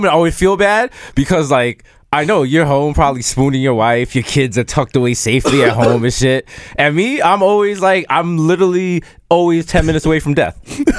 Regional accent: Jamaica; I'm Jamaican.

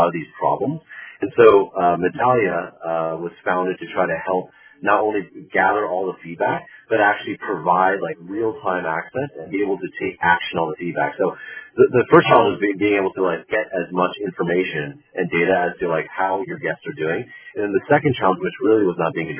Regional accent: California, United States; also born or lived in China / Boston; born and raised in California.

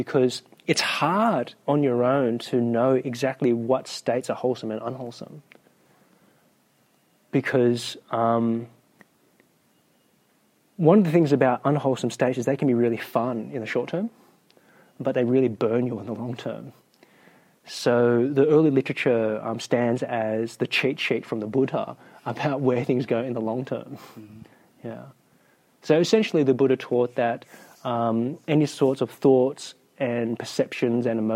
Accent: New South Wales, Australia; I'm from New South Wales

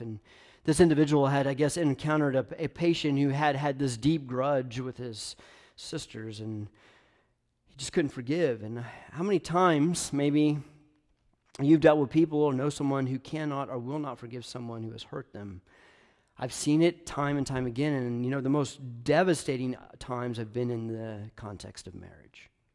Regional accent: Knoxville, Tennessee, United States; I'm a Tennessee guy. I'm from Knoxville.

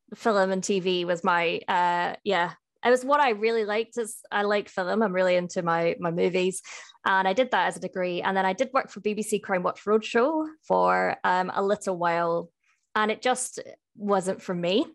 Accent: Edinburgh, Scotland, United Kingdom; now in Cardiff, United Kingdom; I am based in Cardiff, uh, but I'm from Edinburgh

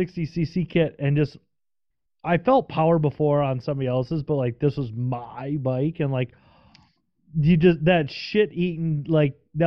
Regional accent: Midwest, United States; also born or lived in Minnesota; I'm from the Midwest, I live in Minnesota

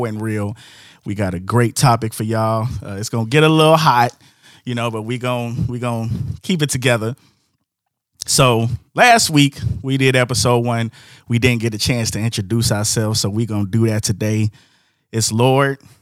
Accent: Markham, Illinois, United States; I'm from Markham, 165th and Palina

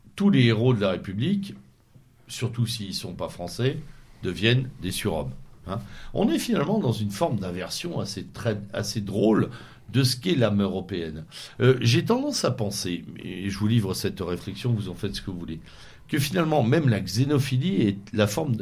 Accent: Normandy, France; chez moi en Normandie

